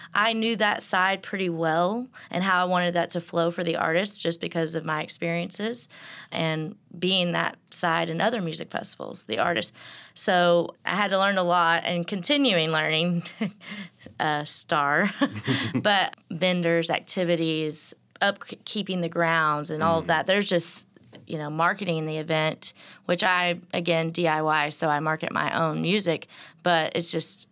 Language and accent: English; the Ozarks, United States; I grew up in the Ozarks